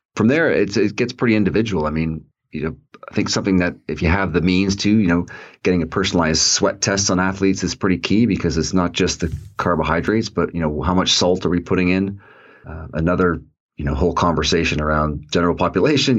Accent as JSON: {"language": "English", "town": "Toronto", "region": "Ontario", "country": "Canada", "tie": "born or raised there", "said": "I grew up in Toronto"}